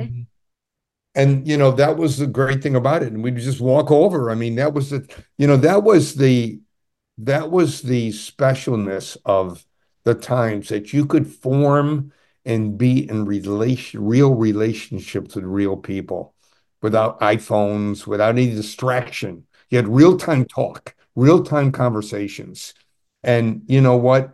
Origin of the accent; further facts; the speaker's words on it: Adirondack Mountains, upstate New York, United States; I grew up in the Ma-, Adirondack Mountains